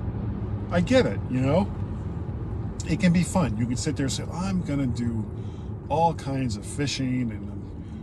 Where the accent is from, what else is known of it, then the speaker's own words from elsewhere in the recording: South Florida, United States; when I was a small boy growing up in South Florida